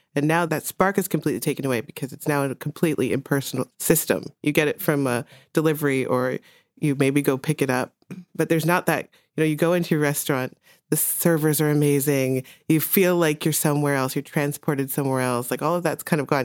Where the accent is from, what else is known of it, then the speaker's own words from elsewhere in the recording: Jamaica; moved away; I was born in Jamaica